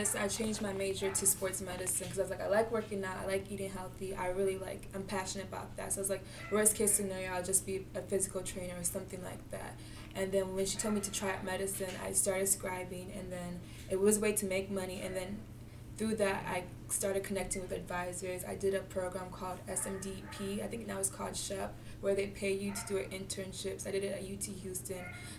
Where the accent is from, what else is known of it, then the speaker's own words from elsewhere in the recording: Nigeria; So I'm Nigerian, so of course as a Nigerian, your parents always say, like, be a doctor or do something.